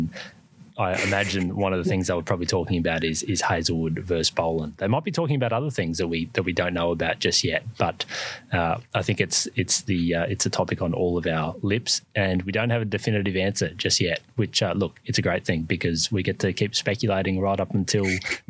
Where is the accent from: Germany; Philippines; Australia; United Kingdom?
Australia; Brisbane, Queensland; He also had a bowl in where we come from Brisbane a couple of days ago